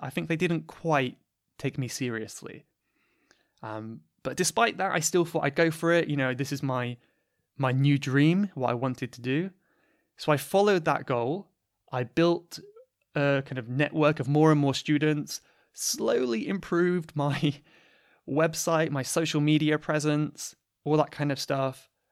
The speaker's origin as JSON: {"language": "English", "country": "United Kingdom", "accent": "British", "said": "this is basically my natural British accent"}